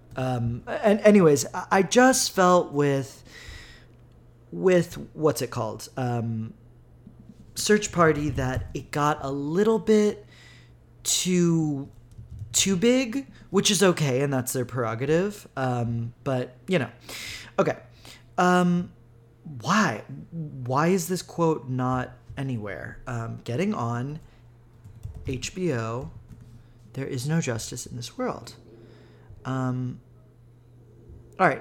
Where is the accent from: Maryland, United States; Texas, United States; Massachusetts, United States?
Texas, United States; Houston; also born or lived in Brooklyn, New York; now in New York, United States; I come from Houston, Texas, where the synagogues would literally get into deadlocked.